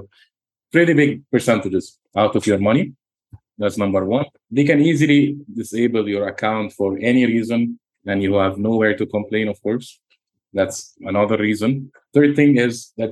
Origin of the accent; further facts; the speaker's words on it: Egypt; now in Dubai, United Arab Emirates; I have a clothing brand in Dubai and in my home country, Egypt